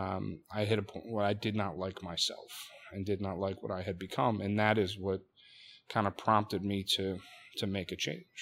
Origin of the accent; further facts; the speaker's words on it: Delaware County, Pennsylvania, United States; I'm from Delaware County, Pennsylvania, not too far from, from where we sit